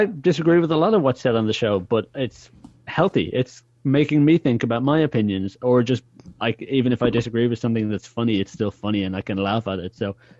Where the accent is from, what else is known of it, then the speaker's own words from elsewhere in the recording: Ireland; And I'm like, no, I'm not British. So, oh, I know you're Irish, but you know, you're both, right? You're Irish and British.